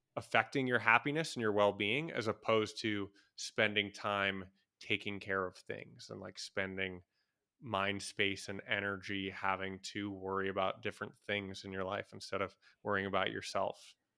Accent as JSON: {"language": "English", "country": "United States", "moved": "yes", "said": "as a American"}